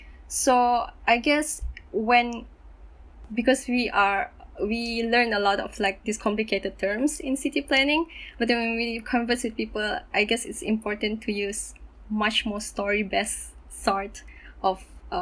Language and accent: English; Kota Kinabalu, Sabah, Malaysia; also born or lived in Melbourne; I'm born and raised in Kota Kinabalu, Sabah.